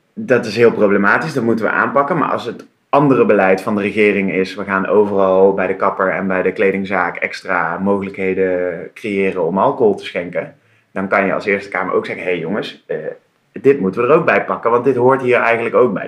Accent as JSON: {"language": "Dutch", "town": "Tilburg", "region": "North Brabant", "country": "Netherlands", "tie": "born or raised there", "moved": "as an adult", "lives_now": "Utrecht, Netherlands", "said": "Ik kom oorspronkelijk uit Tilburg. Daar ben ah. ik eh, geboren en getogen. Dat is misschien in een tongval nog een beetje te herkennen."}